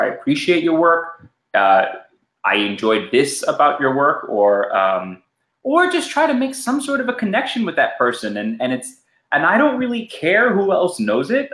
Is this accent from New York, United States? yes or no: yes; New York City, New York, United States; also born or lived in Los Angeles, California; I grew up in New York City and, and Los Angeles for majority of my life